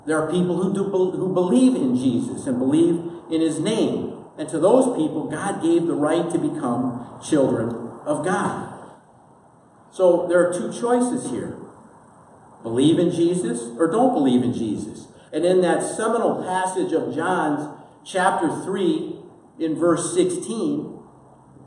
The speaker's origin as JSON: {"language": "English", "town": "Milwaukee", "region": "Wisconsin", "country": "United States", "tie": "born or raised there", "said": "I grew up in Milwaukee, Wisconsin. It was a great place to grow up"}